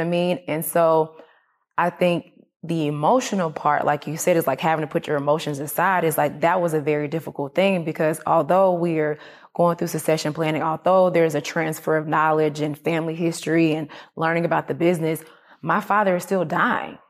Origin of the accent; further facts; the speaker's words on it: Atlanta, Georgia, United States; I was raised in Atlanta. I wasn't raised on the farm